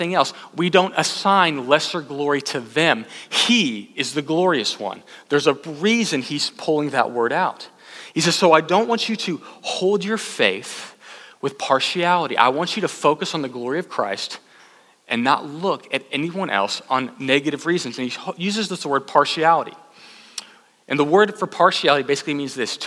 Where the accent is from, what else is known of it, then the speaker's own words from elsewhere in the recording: Austin, Texas, United States; also born or lived in College Station, Texas; I was from Austin